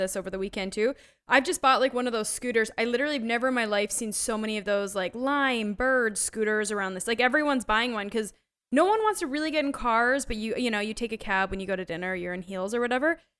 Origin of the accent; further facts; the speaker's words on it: Canada; moved away; I grew up in Canada where forty percent of the T V has to be Canadian produced.